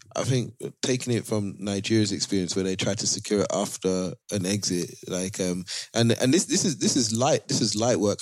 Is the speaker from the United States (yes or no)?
no; Canada; I'm Canadian